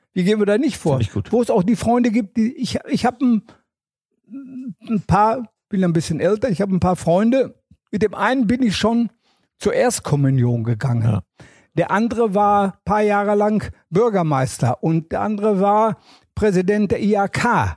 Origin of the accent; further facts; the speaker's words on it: Herne, North Rhine-Westphalia, Germany; Ich komme ja aus dem Kohlenpott. Ich komme also aus Wanne-Eickel.